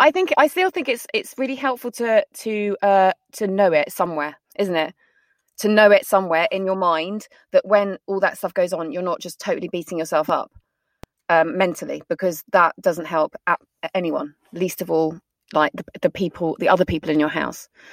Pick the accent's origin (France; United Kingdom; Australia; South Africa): United Kingdom; we're very British